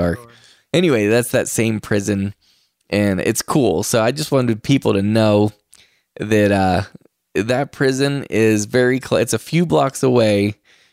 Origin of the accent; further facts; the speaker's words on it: Moundsville, West Virginia, United States; my hometown. It's in Moundsville, West Virginia.